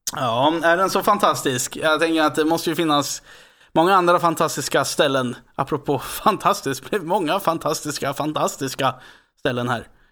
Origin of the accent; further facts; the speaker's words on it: Västerås, Västmanland, Sweden; jag är från Västerås